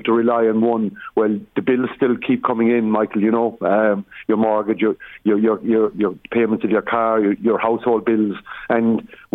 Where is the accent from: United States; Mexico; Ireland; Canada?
Ireland; County Limerick, Munster; We come from County Limerick